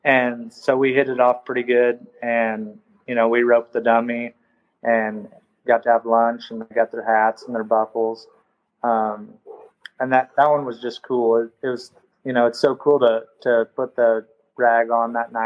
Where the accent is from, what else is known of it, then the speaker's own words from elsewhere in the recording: California, United States; being from California, that being my home state